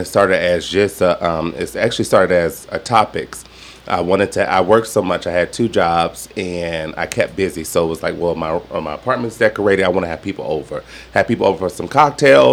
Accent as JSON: {"language": "English", "region": "Southern Nevada", "country": "United States", "said": "I'm not Southern, but I'm from Southern Nevada is what I call it."}